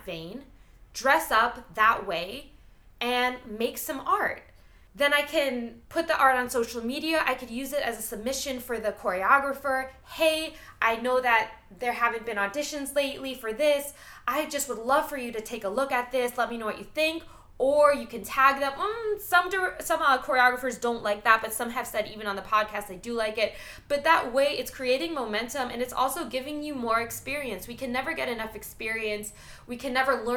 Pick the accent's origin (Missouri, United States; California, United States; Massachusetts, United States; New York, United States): New York, United States; moved away; I'm from New York